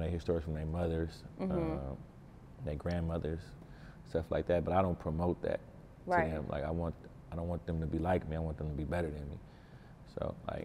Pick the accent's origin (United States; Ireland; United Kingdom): United States; Oakland, California; an Oakland kid growing up